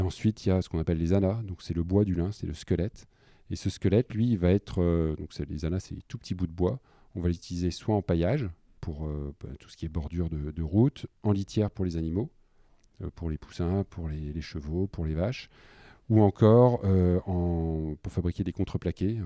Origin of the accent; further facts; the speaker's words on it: Killem, Hauts-de-France, France; also born or lived in Dunkirk / Lille; j'ai grandi en partie sur Dunkerque et je suis arrivé à 8 ans sur, euh, sur Kilem. Puis bah, j'ai grandi comme un, garçon du village